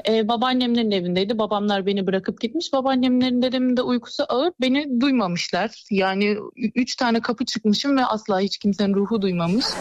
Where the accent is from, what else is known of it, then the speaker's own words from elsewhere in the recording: Nilüfer, Bursa, Turkey; Bursa Nilüfer